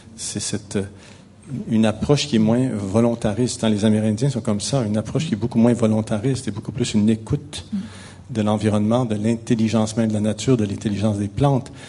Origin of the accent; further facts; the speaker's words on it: Quebec, Canada; je suis québécois, je viens du Québec, ça doit s'entendre un petit peu